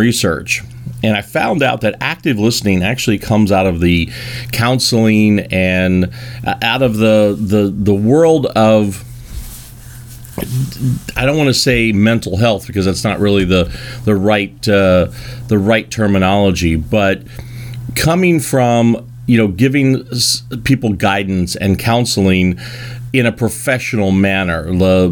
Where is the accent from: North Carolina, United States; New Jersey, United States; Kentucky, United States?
Kentucky, United States; I am from Kentucky